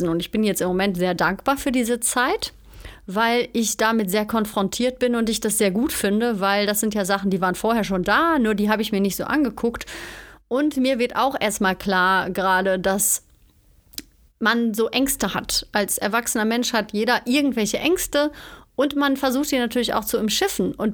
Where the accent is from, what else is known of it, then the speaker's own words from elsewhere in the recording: Cologne, North Rhine-Westphalia, Germany; moved away as an adult; now in Bavaria, Germany; Ich bin vom Ruhrpott quasi, also von Köln, bin ich nach Bayern gezogen, in die Nähe von München.